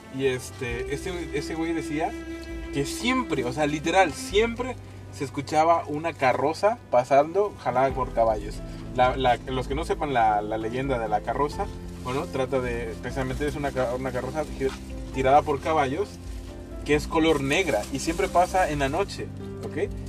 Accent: Mexico; somos mexicanos, por Dios, somos mexicanos

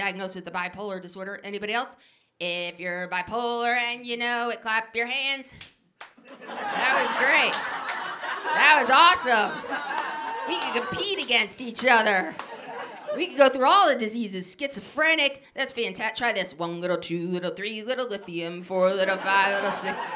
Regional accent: New Jersey, United States; I grew up in New Jersey

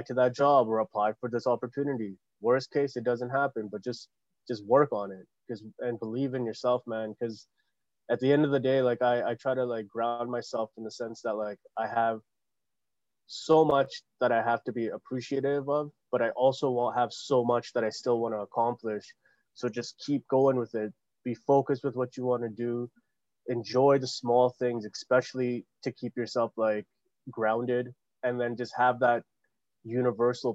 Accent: Canada; we people of color, even though we're born and raised in Canada

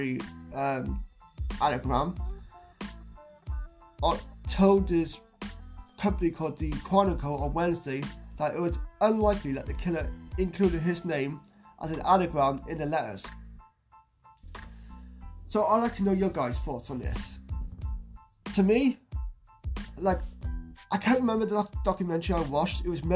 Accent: South Wales, United Kingdom; he's actually from Wales, which is my home country, South Wales, UK.

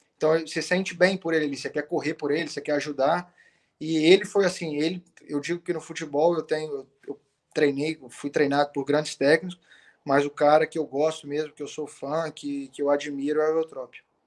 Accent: Brazil; moved away as an adult; also born or lived in Italy; now in Athens, Greece; quando eu cresci no Brasil, eu, eu, pô, eu cresci ouvindo Panathinaikos e Olympiacos

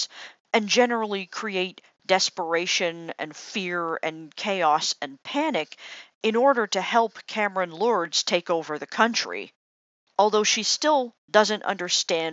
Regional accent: Canada; as a Canadian

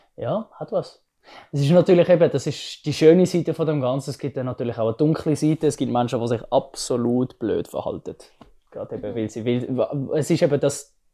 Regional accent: Switzerland; ich bin ja als kleines Kind in der Schweiz aufgewachsen, aber meine Mutter ist ja Mexikanerin

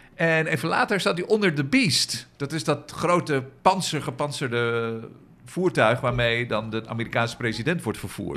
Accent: Amsterdam, North Holland, Netherlands; voor ons als Amsterdammers

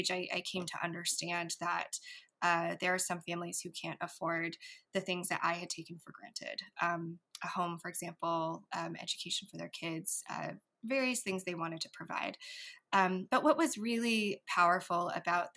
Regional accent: San Jose, California, United States; I grew up in San Jose, California

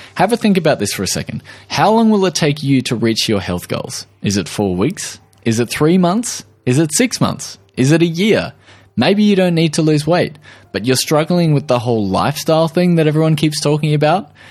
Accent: Australia

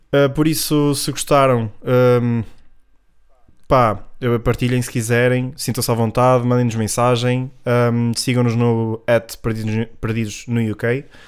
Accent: Norte, Portugal; aqui no Norte, como a minha terrinha

